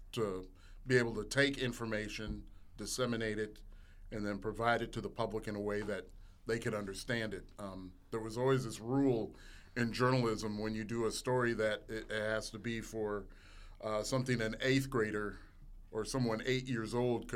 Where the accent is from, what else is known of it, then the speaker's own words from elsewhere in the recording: Minneapolis, Minnesota, United States; moved away as an adult; also born or lived in Mason City, Iowa; now in Mississippi, United States; I'm from Minneapolis, Minnesota originally